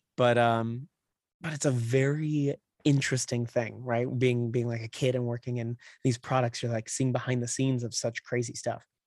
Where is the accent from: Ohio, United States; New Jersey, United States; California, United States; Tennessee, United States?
California, United States; Claremont; also born or lived in San Dimas / Upland / Rancho Cucamonga / North Hollywood; now in Los Angeles, United States; raised in the Inland Empire in, like, Claremont, um, is where I, like, grew up